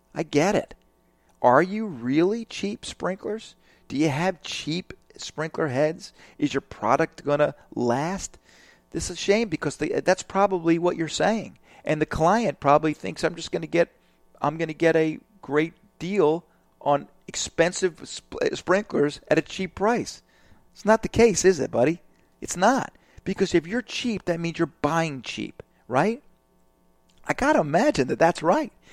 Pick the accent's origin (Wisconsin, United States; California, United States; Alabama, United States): Alabama, United States; I'm from Alabama